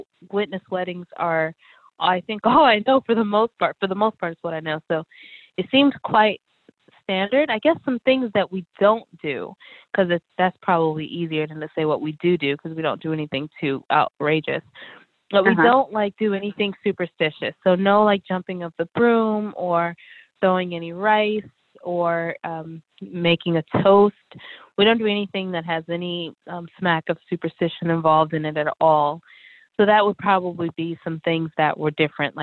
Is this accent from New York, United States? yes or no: no; Atlanta, Georgia, United States; moved away as an adult; now in North Carolina, United States; I was raised in Atlanta, Georgia